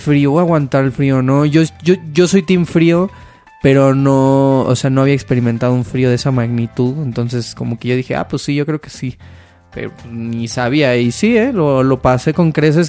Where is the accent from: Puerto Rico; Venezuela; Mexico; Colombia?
Mexico; moved away; also born or lived in Canada; yo como mexicano